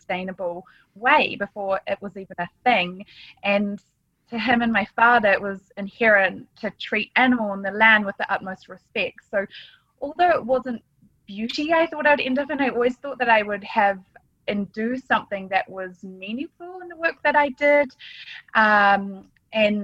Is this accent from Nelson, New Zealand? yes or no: yes; Nelson, New Zealand; I grew up in the South Island of New Zealand